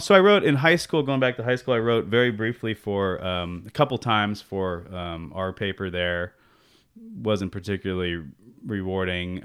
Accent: San Jose, California, United States; also born or lived in Santa Barbara; I grew up in, uh, San Jose. I'm actually a fifth generation San Josean, uh, and grew up in East San Jose

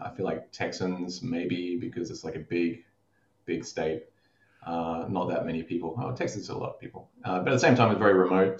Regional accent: Darwin, Northern Territory, Australia; I grew up in Darwin

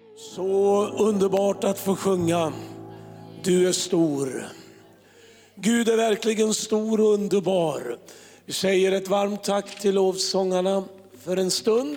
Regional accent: Örebro, Örebro County, Sweden; Örebro, där jag kommer ifrån

